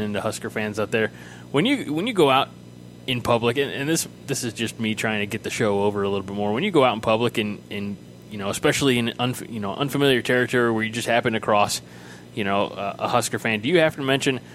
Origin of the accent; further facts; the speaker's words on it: Illinois, United States; moved away; I'm from this part of the Midwest. You know, I'm from Illinois, where we have Steak and Shakes